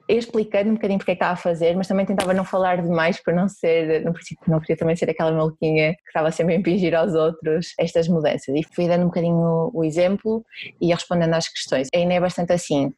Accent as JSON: {"language": "Portuguese", "town": "Porto", "region": "Norte", "country": "Portugal", "said": "eu sou do Porto, dá para perceber provavelmente pela minha pronúncia"}